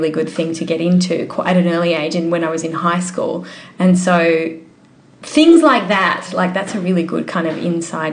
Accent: Mittagong, New South Wales, Australia; now in Sydney, Australia; I grew up in the Southern Highlands

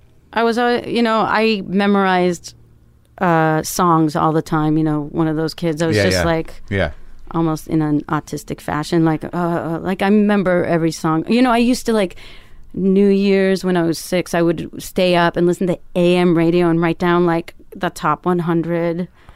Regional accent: Canada; My dad and my brother made me play hockey because I'm Canadian.

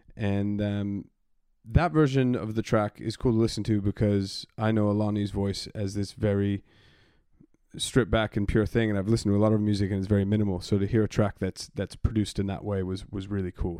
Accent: Arizona, United States; moved away as an adult; now in London, United Kingdom; I had seen some pretty deep reggae gigs growing up in Arizona

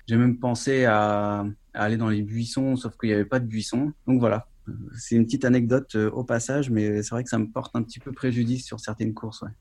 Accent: Brittany, France; je suis breton

